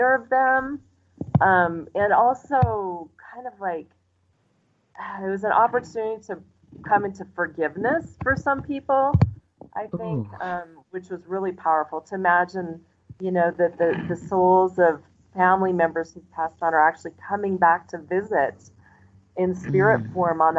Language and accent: English; United States; moved away as an adult; now in Mexico; growing up in the United States